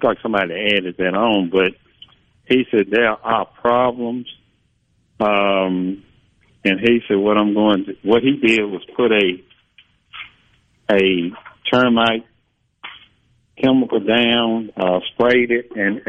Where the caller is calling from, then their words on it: Clarksdale, Mississippi, United States; Near Clarksdale.